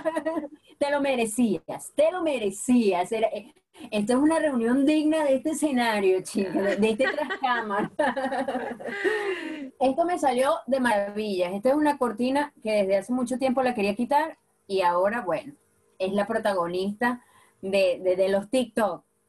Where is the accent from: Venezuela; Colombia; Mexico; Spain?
Venezuela; Apure; moved away as an adult; now in England; yo soy de Apure